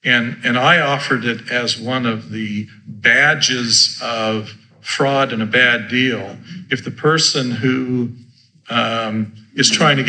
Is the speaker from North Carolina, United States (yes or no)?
no; Idaho, United States; I grew up in Idaho, mind you.